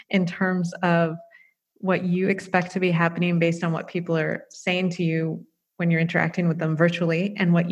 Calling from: The Hague, South Holland, Netherlands; I'm in The Hague in the Netherlands, and Honestly, from my window, it looks pretty normal here.

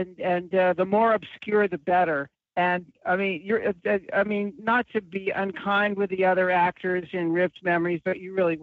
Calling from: Los Angeles, California, United States; calling from Sherman Oaks.

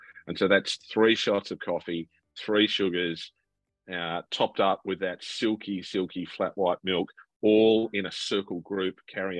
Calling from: Fitzroy, Victoria, Australia; I am, of course, coming from the People's Democratic Republic of Fitzroy on Wurundjeri, Woiwurrung country

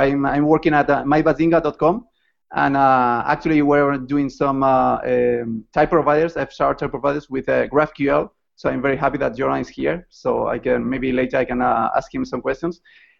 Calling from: Madrid, Community of Madrid, Spain; So hello. Yeah, it's I'm talking from Madrid, and I'm working at mybazinga.com.

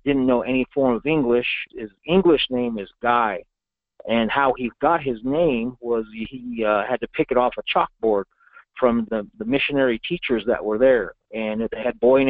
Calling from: Gallup, New Mexico, United States; I'm calling from Gallup, New Mexico

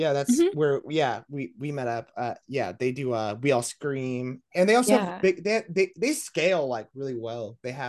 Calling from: Las Vegas, Nevada, United States; Yes, I'm in Las Vegas. This is where my HQ is, my label HQ.

